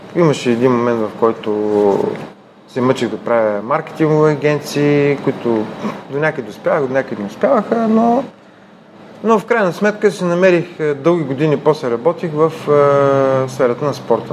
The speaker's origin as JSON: {"language": "Bulgarian", "town": "Ruse", "region": "Ruse Province", "country": "Bulgaria", "tie": "born or raised there", "said": "Роден съм в Русе, израснал съм в семейство на учени"}